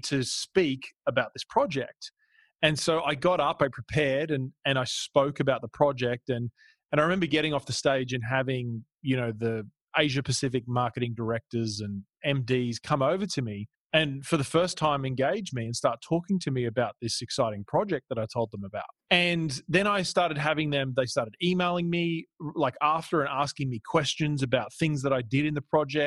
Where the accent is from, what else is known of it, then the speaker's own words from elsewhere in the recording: Australia; moved away as an adult; also born or lived in Toronto, Canada; now in California, United States; I was born in Canada, in Toronto, and then grew up in Australia, and then now live in California.